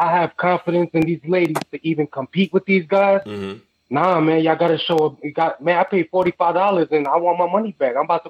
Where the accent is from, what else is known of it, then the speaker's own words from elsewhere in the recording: New York City, New York, United States; I'm from the Bronx, man.